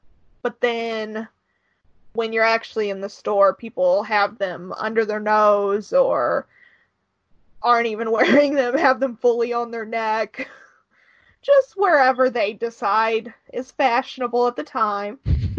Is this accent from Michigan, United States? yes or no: no; just south of St. Louis, Missouri, United States; I am from just south of St. Louis, Missouri, in the U.S.